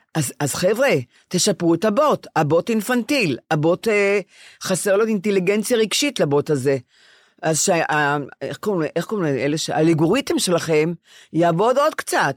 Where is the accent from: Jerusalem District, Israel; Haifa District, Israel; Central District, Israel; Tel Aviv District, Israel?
Tel Aviv District, Israel; Ramat Gan; אני רמת גנית